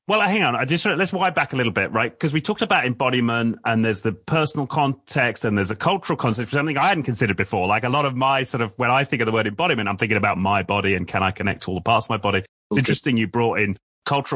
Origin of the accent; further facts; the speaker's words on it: Cambridge area, East of England, United Kingdom; also born or lived in Waterbeach; I'm currently just north of Cambridge. I grew up here as well.